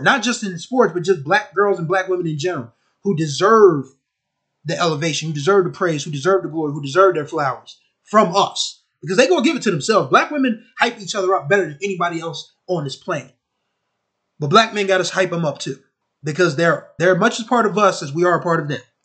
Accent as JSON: {"language": "English", "town": "Wilmington", "region": "Delaware", "country": "United States", "tie": "born or raised there", "said": "my hometown of Wilmington, Delaware"}